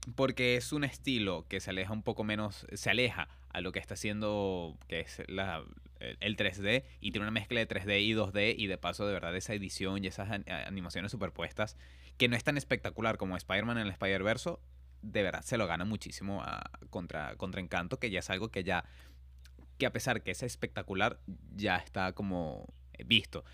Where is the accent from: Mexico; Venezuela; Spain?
Venezuela; moved away; como venezolanos